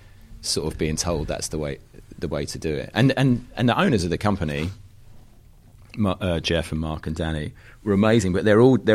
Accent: Wanstead, London, United Kingdom; And so my friend John Robinson, who I grew up with in Wanstead in East London, who's still like my closest oldest mate

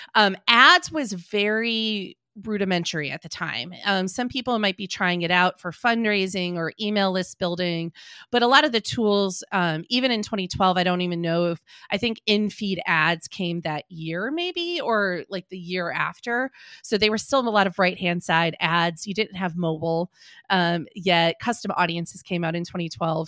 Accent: Green Bay, Wisconsin, United States; also born or lived in Madison, Wisconsin; I grew up in Green Bay, Wisconsin

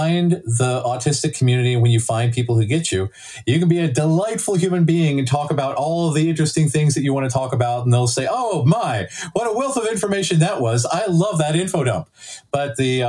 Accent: Lexington, Kentucky, United States; I grew up in Lexington

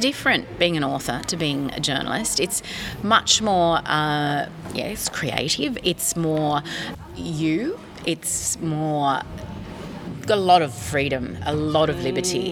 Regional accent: Sydney, New South Wales, Australia; moved away as an adult; also born or lived in California / France / Sweden; my hometown was the Sydney Opera House

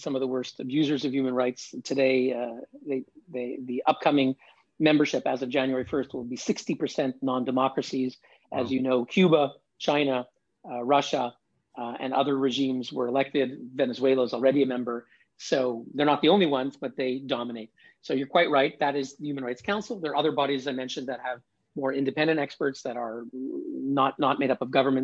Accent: Canada; moved away as an adult; also born or lived in New York City, United States; now in Geneva, Switzerland; my own background is I grew up in Canada

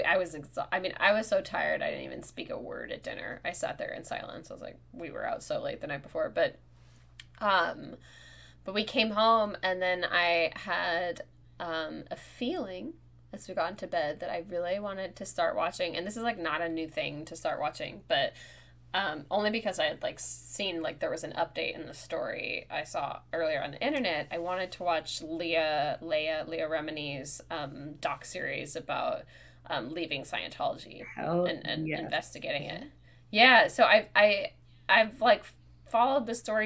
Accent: near Petaluma, California, United States; Petaluma, which is like 10 minutes from my hometown

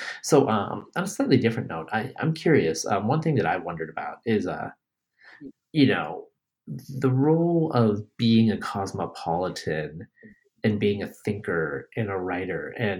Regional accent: New York, United States; also born or lived in Bangladesh / West Coast; now in Texas, United States; I was born in Bangladesh, raised in upstate New York, grew up on the West Coast, live in Texas, fly fairly frequently

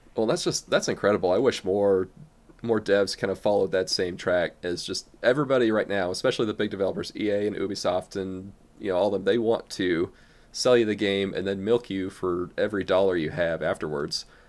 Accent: Midwest, United States; accent: American; from the, the United States. You know, as you can probably tell by my differing accent

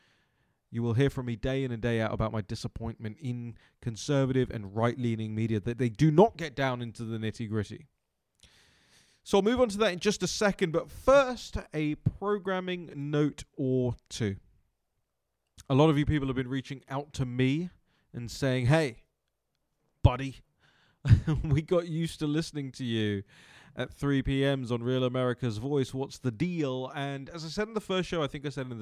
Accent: United Kingdom; now in Washington, D.C., United States; I'm British

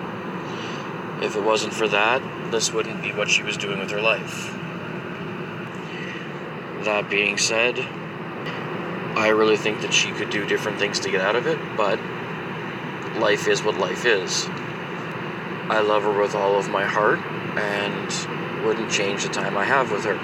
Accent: Alberta, Canada; I'm from Alberta, Canada.

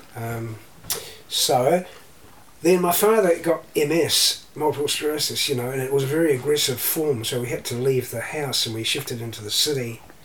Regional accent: Canterbury, New Zealand; also born or lived in Christchurch, New Zealand / Taranaki, New Zealand / Australia; we grew up in Canterbury, and we shifted back to Canterbury uh, from Taranaki

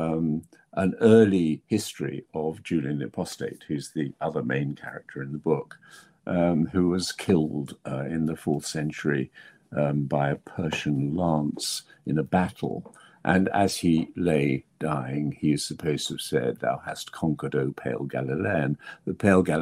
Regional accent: England, United Kingdom; I'm an English writer

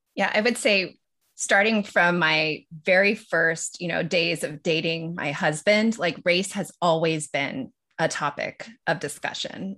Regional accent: Los Angeles, California, United States; also born or lived in Tokyo, Japan; I grew up in Los Angeles and split a lot of my time with Tokyo

